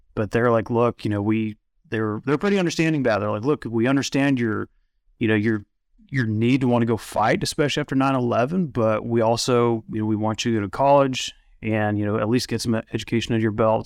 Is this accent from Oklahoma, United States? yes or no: yes; Oklahoma City, Oklahoma, United States; moved away as an adult; now in Midland, United States; I was born in Oklahoma City